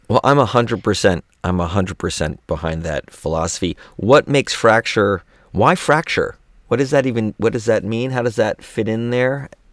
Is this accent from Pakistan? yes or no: no; Gainesville, Florida, United States; I was raised in Gainesville